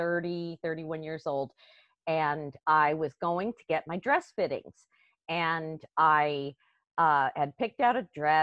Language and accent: English; Westchester County, New York, United States; moved away as an adult; also born or lived in Washington, D.C.; I actually grew up in Westchester County, right outside of New York City